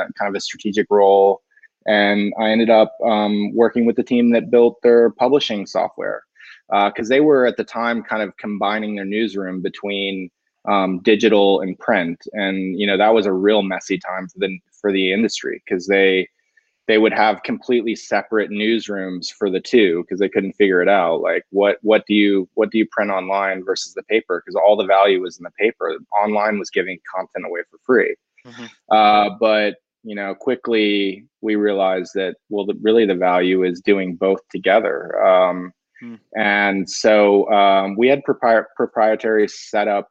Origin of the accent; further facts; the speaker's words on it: United States; moved away as an adult; also born or lived in New York; now in Sweden; I'm an American